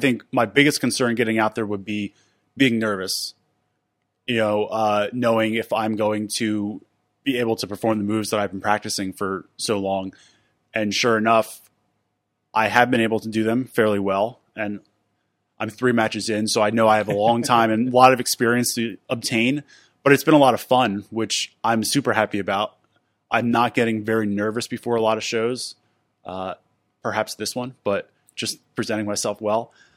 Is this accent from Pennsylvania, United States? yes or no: yes; Philadelphia, Pennsylvania, United States; moved away as an adult; now in Pittsburgh, United States; I'm originally from Philadelphia.